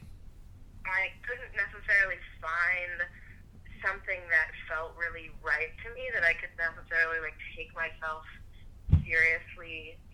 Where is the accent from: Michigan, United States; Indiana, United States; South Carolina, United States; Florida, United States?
Michigan, United States; Detroit; now in Boston, United States; I'm originally from Detroit